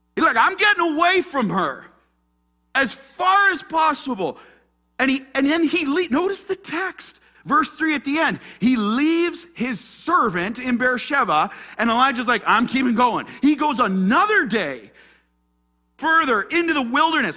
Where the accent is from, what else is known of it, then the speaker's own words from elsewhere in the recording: Ottawa, Ontario, Canada; I'm just from Ottawa, Ontario, Canada